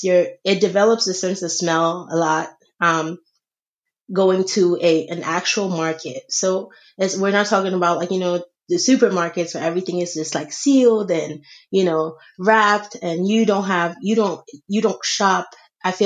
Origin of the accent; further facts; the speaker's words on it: Senegal; moved away; I grew up in Senegal. I was born here, but then I was raised in Senegal by my aunt.